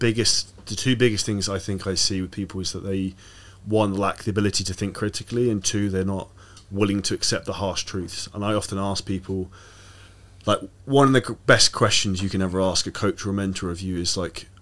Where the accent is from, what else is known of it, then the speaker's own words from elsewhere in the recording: United Kingdom; moved away as an adult; now in Dubai, United Arab Emirates; we're both British